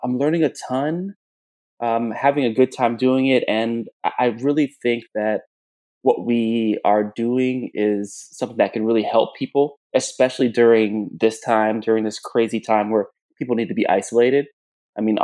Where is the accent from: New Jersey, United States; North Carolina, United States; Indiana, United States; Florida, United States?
Florida, United States; South; moved away as an adult; also born or lived in Jamaica / Kingston, Jamaica; now in Chicago, United States; I was born in Jamaica. I was raised in South Florida